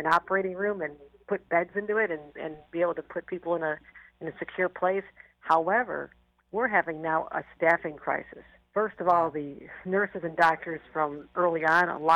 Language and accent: English; Buffalo, New York, United States; I am from Buffalo